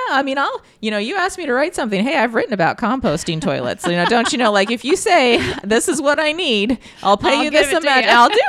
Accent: Bloomington, Indiana, United States; I grew up in Bloomington

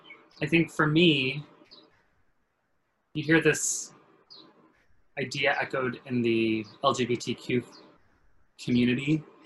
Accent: California, United States; You know, I'm a coast boy. I grew up in California.

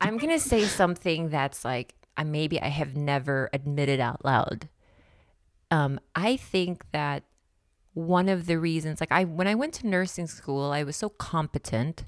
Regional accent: Philippines; moved away; also born or lived in Nevada; I grew up in the Philippines, and I swam for the Philippine team for a couple of years

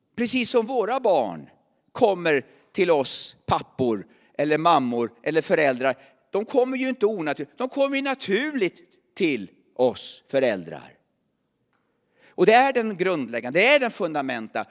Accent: Värmland, Sweden; moved away; also born or lived in Åstorp; jag är värmlänning

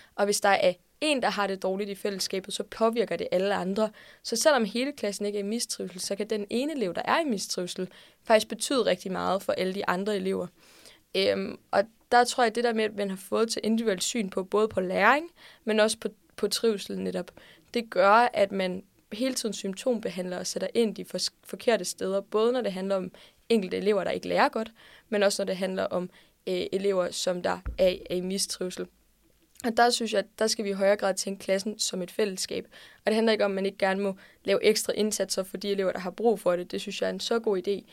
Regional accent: Odense, Southern Denmark, Denmark; jeg kommer fra Odense

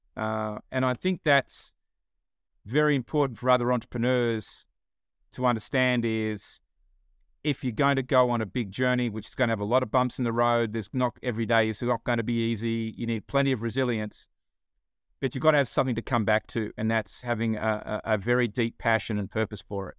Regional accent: Australia; accent: Australian; moved away as an adult; now in Atlanta, United States

